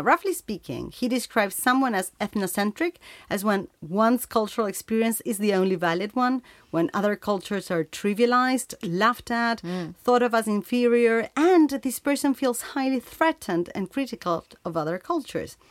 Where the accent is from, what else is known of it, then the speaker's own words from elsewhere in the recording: Uruguay; We come from Uruguay, this small country in Latin America